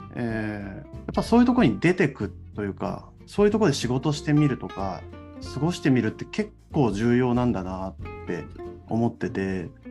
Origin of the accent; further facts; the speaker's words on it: Kamiichi, Toyama, Japan; now in Saitama, Japan; 埼玉に住んでいて上市町出身なんです